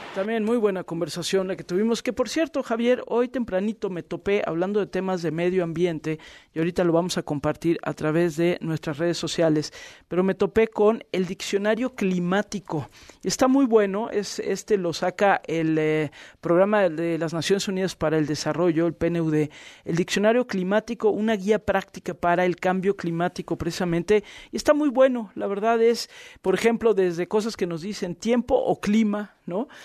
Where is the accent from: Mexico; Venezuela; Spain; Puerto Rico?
Mexico; cómo somos luego los mexicanos